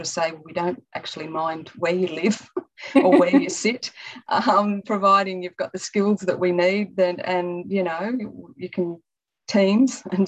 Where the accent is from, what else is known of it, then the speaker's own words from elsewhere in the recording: Central Coast, New South Wales, Australia; also born or lived in West Wyalong, New South Wales; I moved back to Wombril on the Central Coast when I was two or three. So really, while I was born in West Wyalong, I'm sort of probably a coastal girl more than a country girl.